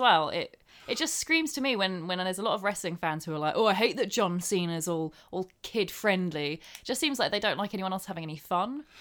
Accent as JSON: {"language": "English", "region": "England", "country": "United Kingdom", "said": "I'm English"}